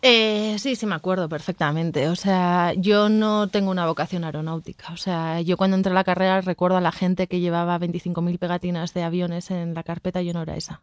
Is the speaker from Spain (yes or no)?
yes; a town in the Basque Country, Spain; now in Mexico City, Mexico; Soy de Yodio, de un pueblo del País Vasco